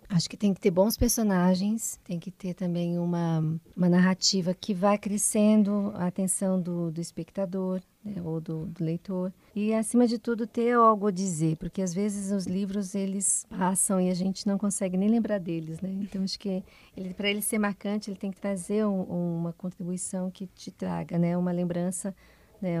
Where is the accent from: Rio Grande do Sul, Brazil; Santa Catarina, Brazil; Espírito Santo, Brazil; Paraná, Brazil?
Paraná, Brazil; Curitiba; now in Guarapuava, Brazil; também sou curitibana